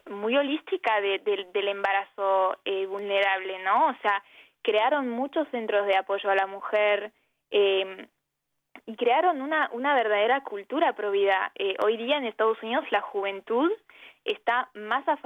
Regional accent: France; born there; nací en Francia, en un país que legalizó el aborto hace 40 años

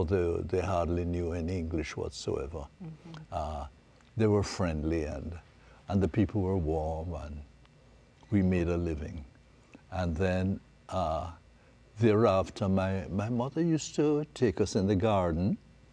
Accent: Jamaica; And then we grew up in Jamaica

